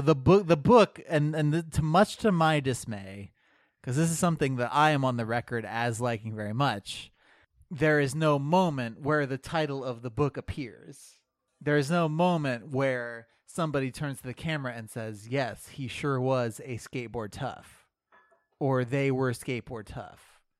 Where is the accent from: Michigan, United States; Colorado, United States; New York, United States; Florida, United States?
Florida, United States; born there; also born or lived in Illinois / South Dakota; And so I was born in Florida. I think we were in Illinois for a while.